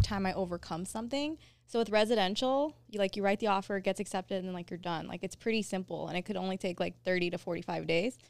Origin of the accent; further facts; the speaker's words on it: Covina, California, United States; I grew up in Covina